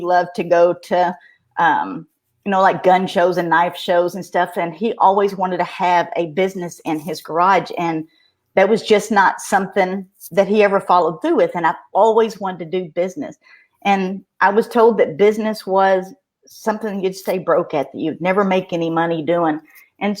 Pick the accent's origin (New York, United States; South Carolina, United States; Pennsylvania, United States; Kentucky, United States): Kentucky, United States; Russellville; they can probably tell by my dialect that I am from Kentucky. Everybody says Tennessee, but I am in Russellville, Kentucky. That is western part. I was born and raised here.